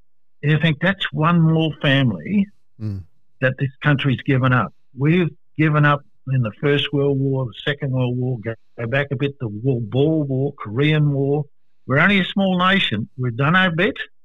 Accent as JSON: {"language": "English", "country": "Australia", "said": "an Australian serviceman"}